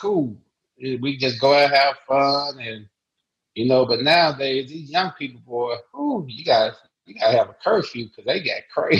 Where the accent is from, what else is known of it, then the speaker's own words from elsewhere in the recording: Fort Worth, Texas, United States; I'm from DFW. I'm from Fort Worth